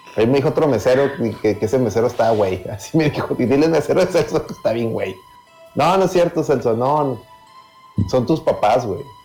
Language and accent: Spanish; Monterrey, Nuevo León, Mexico; como buen regio